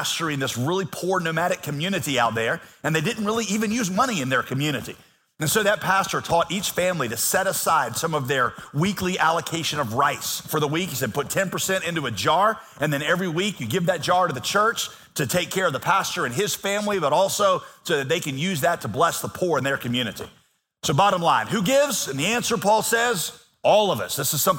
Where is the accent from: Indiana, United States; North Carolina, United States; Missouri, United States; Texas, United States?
North Carolina, United States; Yadkinville; moved away; I'm from Yakinville